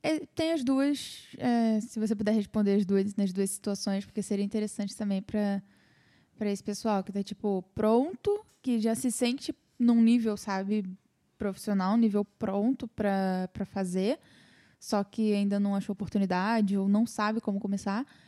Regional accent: Brazil; moved away as an adult; now in Netherlands; sou do Brasil

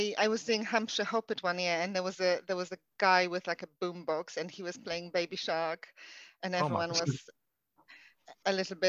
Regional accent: Poland; English is a second language; now in United Kingdom; I moved over to the UK from Poland in 2008.

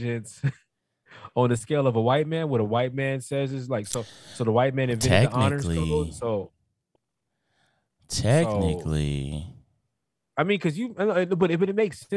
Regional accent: Los Angeles, California, United States; I'm from Pacoima

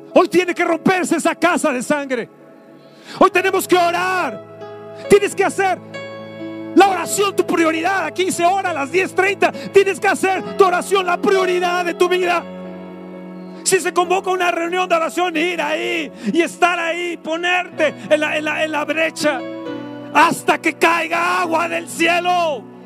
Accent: Mexico; Sana mi tierra. Sana mi México, Señor.

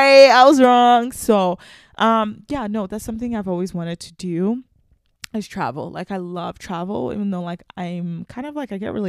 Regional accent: Nigeria; Like, I know I'm Nigerian and all, but like, I feel like sometimes I'm like, I don't belong anywhere

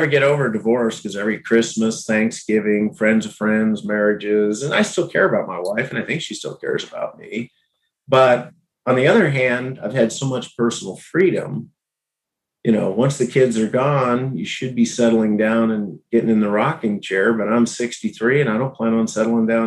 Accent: Abilene, Kansas, United States; moved away as an adult; also born or lived in Minnesota; Abilene, in 2016. Bought a house a block away from my mom and sister. My boyhood home, you know, was a block away.

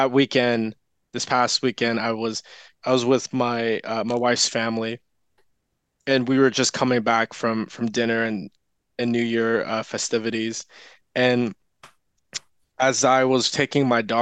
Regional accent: San Diego, California, United States; I grew up in San Diego

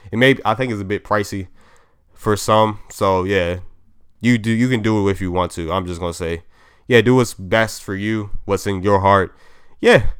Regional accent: Maryland, United States; I'm from Maryland

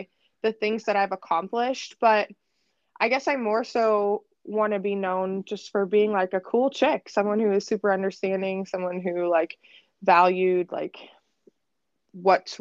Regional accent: Erie, Pennsylvania, United States; I'm born and raised in Erie, Pennsylvania

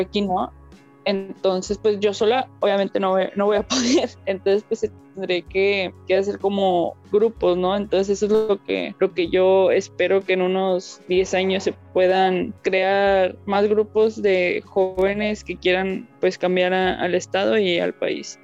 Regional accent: Tamaulipas, Mexico; yo sea de aquí de Tamaulipas

